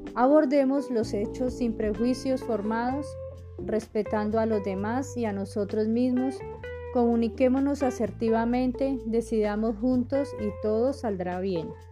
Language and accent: Spanish; Villeta, Cundinamarca, Colombia; Soy de Biota, Cundinamarca